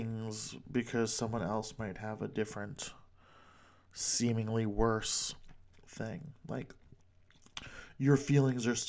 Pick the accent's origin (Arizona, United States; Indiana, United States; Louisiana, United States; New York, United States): New York, United States; accent: New York; I'm from New York